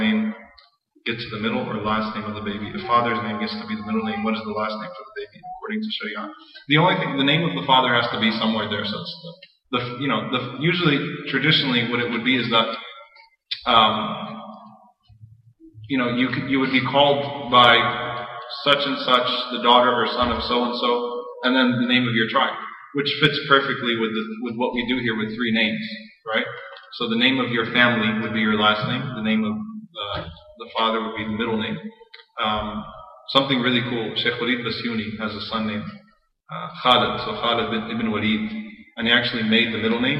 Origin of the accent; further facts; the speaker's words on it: United States; I'm an American too. I grew up in this country.